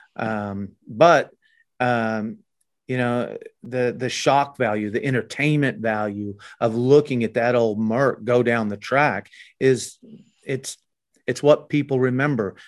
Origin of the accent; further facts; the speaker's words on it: Oklahoma, United States; we're from Oklahoma